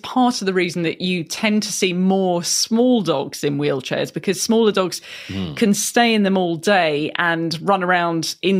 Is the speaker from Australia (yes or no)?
no; United Kingdom; I am a Brit